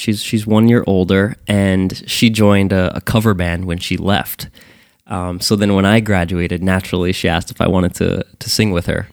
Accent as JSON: {"language": "English", "town": "Sayreville", "region": "New Jersey", "country": "United States", "tie": "born or raised there", "said": "I'm born and raised in Sayreville, New Jersey."}